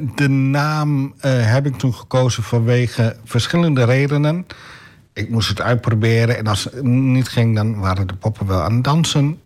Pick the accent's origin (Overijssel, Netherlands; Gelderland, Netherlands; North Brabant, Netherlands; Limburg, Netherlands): Overijssel, Netherlands; Enter; moved away as an adult; now in Almelo, Netherlands; ik ben opgegroeid in Enter. Daar heb ik, mij, daar heb ik gewoond tot mijn 25ste.